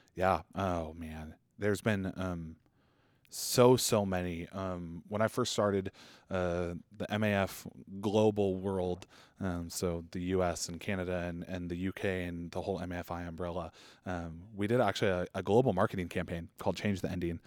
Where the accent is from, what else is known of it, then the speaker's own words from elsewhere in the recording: Boise, Idaho, United States; I was born and raised in Boise